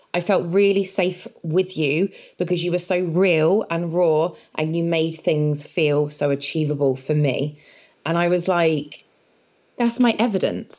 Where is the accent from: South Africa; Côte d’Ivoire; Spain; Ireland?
Spain; also born or lived in England; I grew up in Spain. I was very different when I was moved to Spain at 10 years old